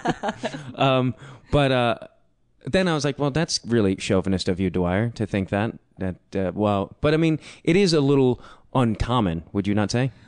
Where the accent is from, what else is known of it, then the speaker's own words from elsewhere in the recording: Chicago, Illinois, United States; I grew up in Chicago.